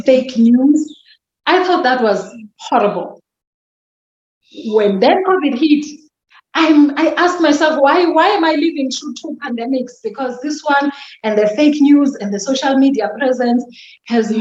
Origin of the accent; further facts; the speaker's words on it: Mdantsane, Eastern Cape, South Africa; accent: Xhosa; English is a second language; also born or lived in KwaZulu-Natal; now in Centurion, South Africa; I was born and bred in the Eastern Cape, Mdantsane